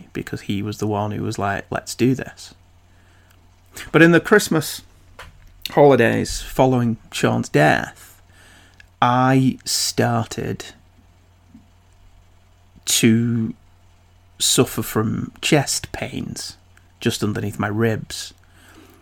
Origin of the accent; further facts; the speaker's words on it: United Kingdom; I'm British